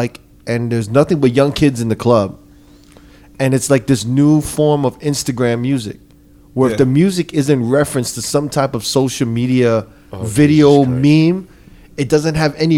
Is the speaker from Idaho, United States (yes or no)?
no; New Jersey, United States; I'm from Jersey, but you know, I've been in New York all the time.